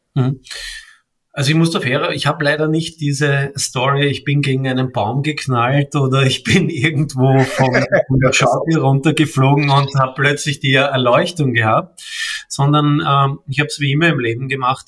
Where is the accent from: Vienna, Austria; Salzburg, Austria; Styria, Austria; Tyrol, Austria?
Vienna, Austria; ich komme aus Wien, äh, bin ein echter Wiener sozusagen, äh, geboren dort und lebe auch dort